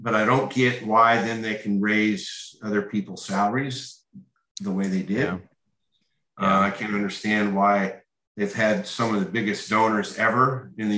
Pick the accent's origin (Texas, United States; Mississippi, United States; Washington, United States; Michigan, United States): Michigan, United States; Lansing; moved away as an adult; also born or lived in Mission Viejo, California / Florida; now in Fort Lauderdale, United States; I grew up in Michigan